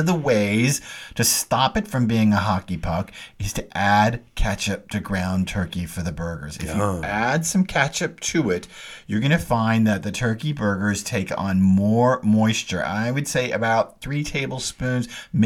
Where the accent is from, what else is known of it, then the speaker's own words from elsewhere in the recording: Dallas, Texas, United States; I grew up in Dallas going to S&D Oyster Company